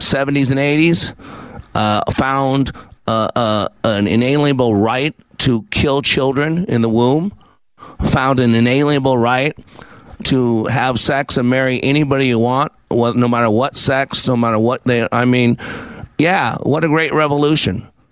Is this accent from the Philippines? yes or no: yes; Philippines; I'm Filipino, and everybody watching the fight is Filipino